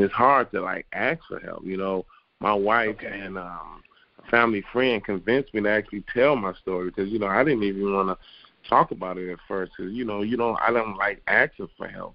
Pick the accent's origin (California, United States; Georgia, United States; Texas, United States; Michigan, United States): Michigan, United States; Detroit; I was born and raised in Detroit, Michigan